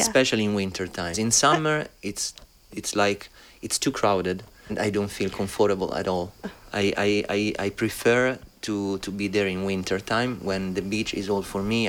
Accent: Rome, Lazio, Italy; also born or lived in Berlin, Germany; I've been like growing up in Rome, which is beautiful by itself

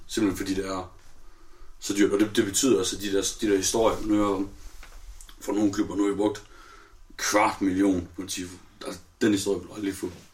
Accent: North Jutland, North Denmark Region, Denmark; vi er nordjyder

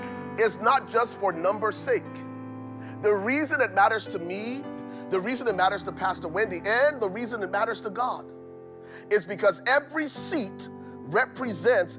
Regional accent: Liberia; now in Minnesota, United States; I'm from Liberia

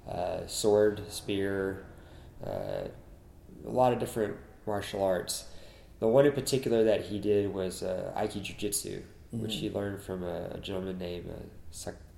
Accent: Kingsville, Texas, United States; moved away as an adult; now in Denton, United States; my hometown of Kingsville, Texas, in South Texas

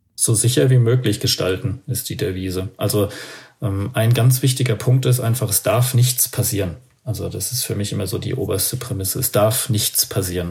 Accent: Aschaffenburg, Bavaria, Germany; ich komme ja aus Aschaffenburg, das ist in der Nähe von Frankfurt da oben

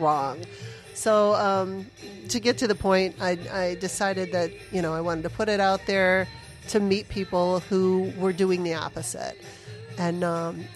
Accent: Sterling Heights, Michigan, United States; moved away as an adult; also born or lived in Arizona; I grew up in Sterling Heights, Troy area

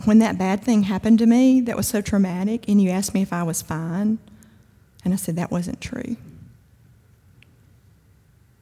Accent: Kosciusko, Mississippi, United States; I'm from Kosciuszko

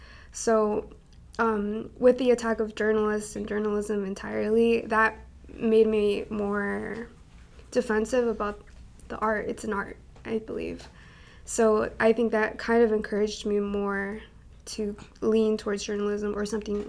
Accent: Mexico; now in United States; I am from Mexico. I lived there at one point. My parents are from there.

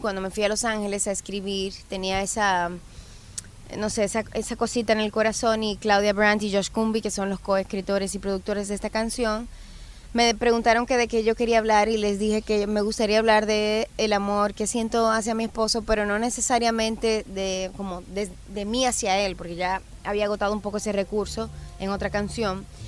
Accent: Dominican Republic; mi isla

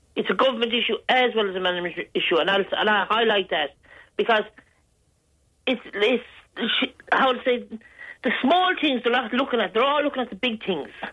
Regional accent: Galway, Connacht, Ireland; moved away; I'm originally from Galway

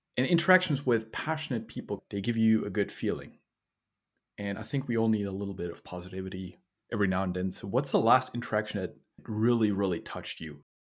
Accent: Austria; I was born in Austria

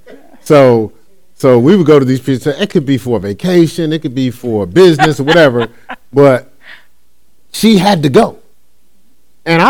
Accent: Newark, New Jersey, United States; I grew up in Newark.

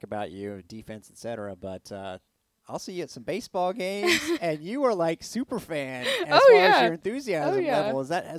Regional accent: Kentucky, United States; because I'm from Kentucky

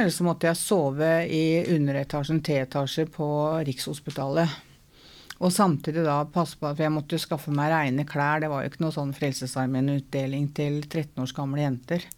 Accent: Oslo, Norway; jeg er fra Møllergata, da.

